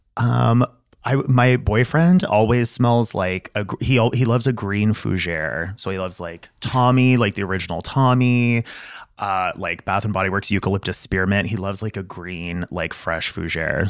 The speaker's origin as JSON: {"language": "English", "town": "El Paso", "region": "Texas", "country": "United States", "tie": "born or raised there", "said": "I grew up in El Paso, Texas, right on the border between Texas and Mexico."}